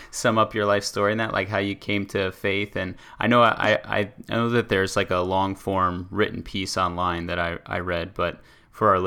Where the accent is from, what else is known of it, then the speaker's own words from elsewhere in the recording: Buffalo, New York, United States; I'm from Buffalo